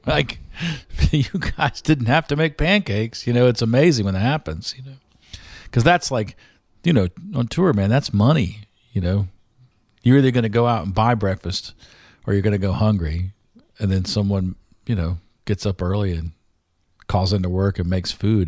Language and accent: English; the South, United States; as a Southerner